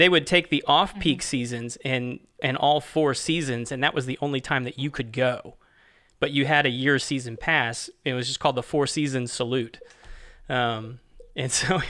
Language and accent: English; Cocoa, Florida, United States; I grew up in Florida